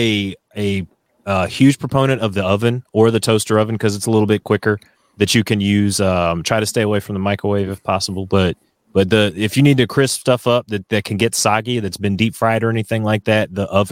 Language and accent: English; North Carolina, United States; as a Southerner, as someone from North Carolina